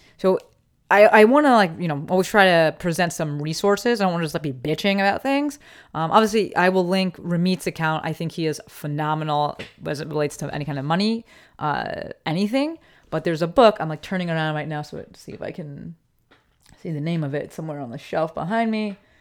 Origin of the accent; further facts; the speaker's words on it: Summit, New Jersey, United States; now in Los Angeles, United States; I'm from Summit, New Jersey